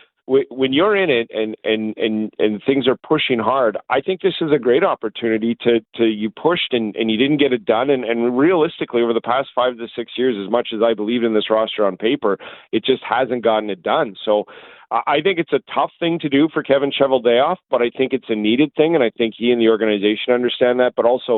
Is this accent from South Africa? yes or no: no; Canada; I'm Canadian.